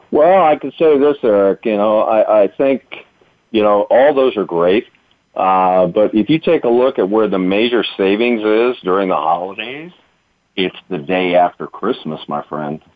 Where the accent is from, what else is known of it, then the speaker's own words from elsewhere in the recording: East Coast, United States; I'm from the East Coast. Uh, I was born and raised in that hustle and bustle